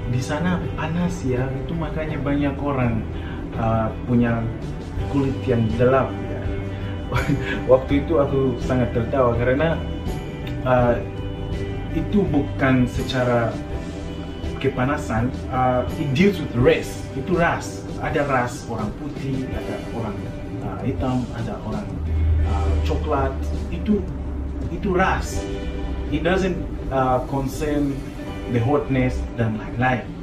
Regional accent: Lusaka, Lusaka Province, Zambia; Indonesian is a second language; di Zambia ibu kota kabupaten ah, provinsi adalah Lusaka jadi aku dari Lusaka kita pakai bahasa Nyanja ada juga bahasa Pemba itu dua bahasa yang sering digunakan di sana tapi bahasa resmi di sana bahasa Inggris

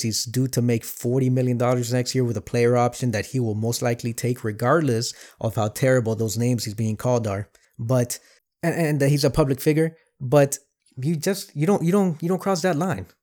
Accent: Miami, Florida, United States; now in Cleveland, United States; I grew up in Miami, I live in Cleveland

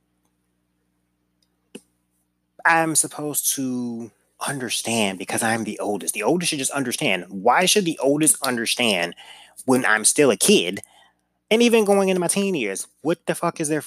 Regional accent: St. Louis, Missouri, United States; I'm from St. Louis

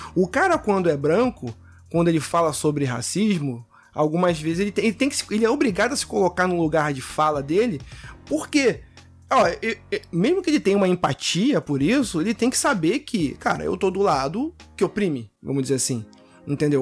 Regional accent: Rio de Janeiro, Brazil; eu sou carioca também, eu falo meio de gíria assim

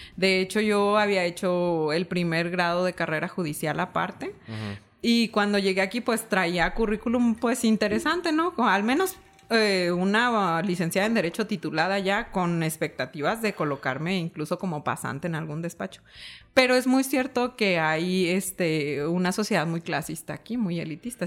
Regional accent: Uruapan, Michoacán, Mexico; moved away as an adult; also born or lived in Morelia, Mexico; now in Chihuahua, Mexico; yo soy originaria de la ciudad de Uruapan, Michoacán, que es la capital mundial del aguacate

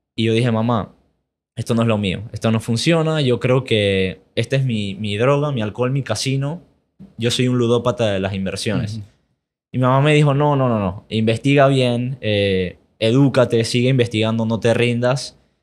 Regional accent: Panama; also born or lived in United States; mis papás son de aquí, mis abuelos también son de aquí, yo nunca he ido a Europa. Así que soy panameño.

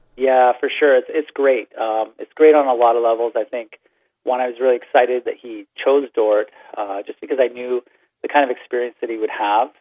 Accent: Brantford, Ontario, Canada; moved away as an adult; also born or lived in Michigan; I, I grew up in Brantford, Ontario

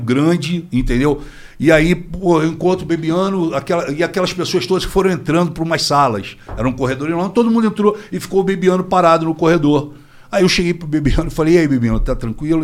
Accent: Rio de Janeiro, Brazil; Rocha, fui criado Rocha, Tijuca, Grajaú

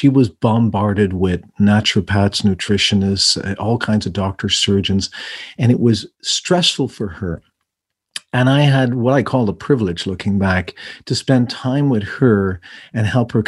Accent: Ireland; moved away; I'm originally from Ireland. And my accent changes depending on who I'm speaking to, where I'm at in the world.

